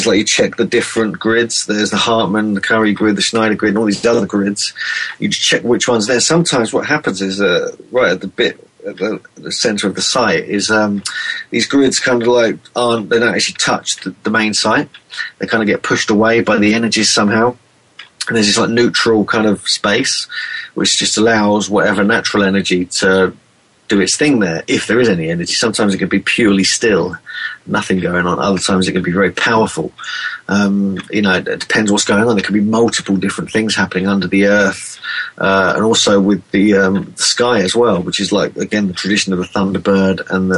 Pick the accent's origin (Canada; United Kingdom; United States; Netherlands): United Kingdom; England; I'm an Englishman